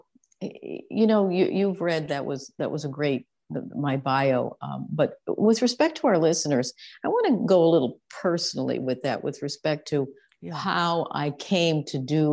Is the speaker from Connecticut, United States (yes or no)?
yes; Connecticut, United States; I grew up on the East Coast in Connecticut in largely a traditional family, a traditional home.